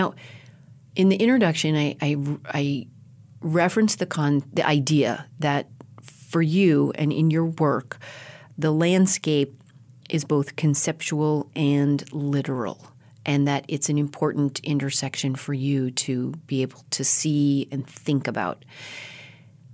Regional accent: Colorado, United States; now in California, United States; I come myself from a bi-coastal family, and I was born and raised in Colorado, and I have a lot of family in just outside of Boston and in New York. But then I have lived in California for 12 years

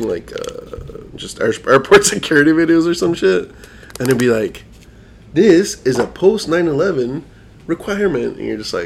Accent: Idaho, United States; moved away; we're from Idaho

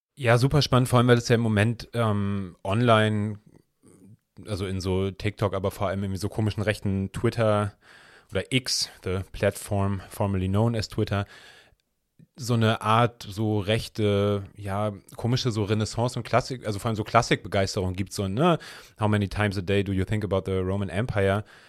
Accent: Hamburg, Germany; ich bin ja im Hamburger Stadtteil Altona aufgewachsen

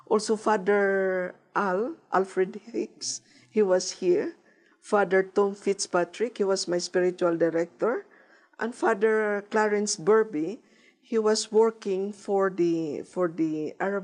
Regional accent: Philippines; moved away; from the Philippines

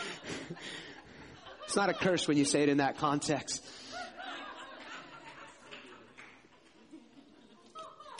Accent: outside New York City, United States; now in North Carolina, United States; I grew up outside New York City

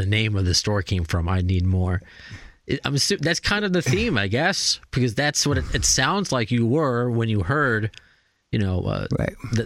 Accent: New York City, New York, United States; I'm a New Yorker, but I'm young. I wasn't born until 83

